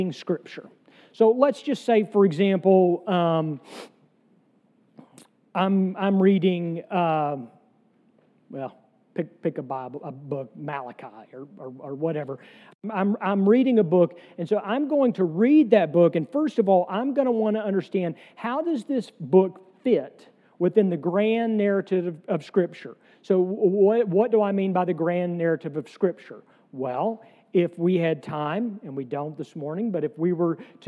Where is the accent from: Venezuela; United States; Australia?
United States; the South; I am a Southerner